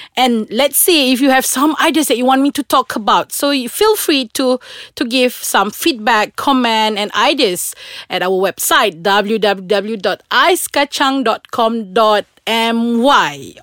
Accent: Kuching, Sarawak, Malaysia; moved away; I'm from Sarawak. So usually I travel back to Kuching, uh, twice a month

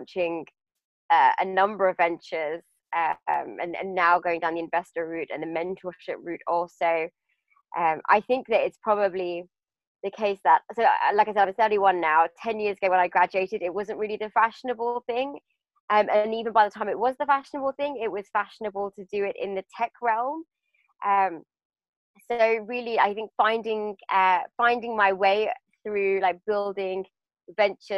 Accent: United Kingdom; also born or lived in London; I grew up just outside of London.

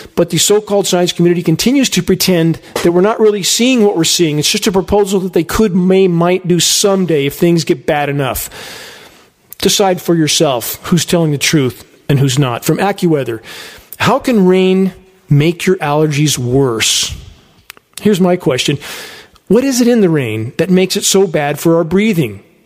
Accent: San Gabriel Mountains, California, United States; now in Redding, United States; I grew up in the San Gabriel Mountains at the base of them

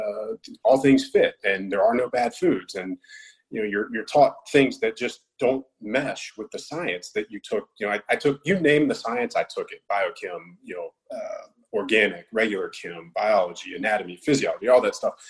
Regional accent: Roanoke, Virginia, United States; moved away; I grew up in Southwest Virginia, Roanoke

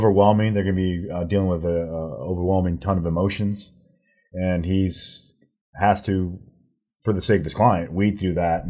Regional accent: Dallas, Texas, United States; now in San Diego, United States; Originally Dallas native.

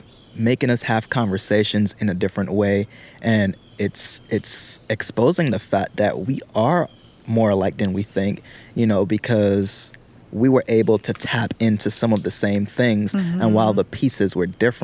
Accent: British Virgin Islands; moved away; back home. I'm from the British Virgin Islands

